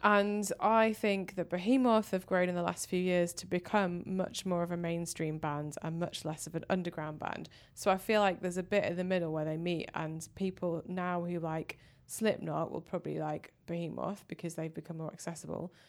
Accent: Manchester, North West England, United Kingdom; now in London, United Kingdom; I'm from Manchester

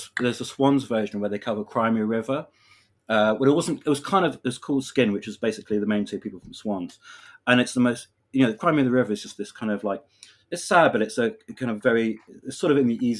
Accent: London, United Kingdom; being a Londoner

